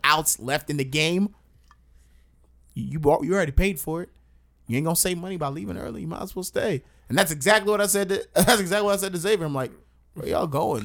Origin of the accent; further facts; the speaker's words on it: Long Island, New York, United States; I'm from Long Island